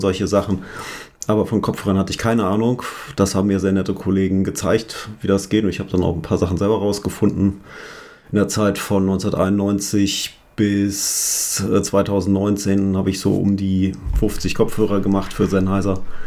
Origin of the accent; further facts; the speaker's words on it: Hanover, Lower Saxony, Germany; ich komme aus Hannover